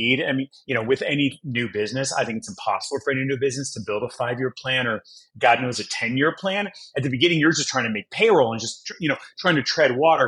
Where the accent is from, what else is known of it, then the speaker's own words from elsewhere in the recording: Los Angeles, California, United States; also born or lived in Brazil; being babysat on movie sets and TV sets and Mr. T used to let me, you know, hold all of his gold chains and hand me his fake AK-47s, which, you know, is totally normal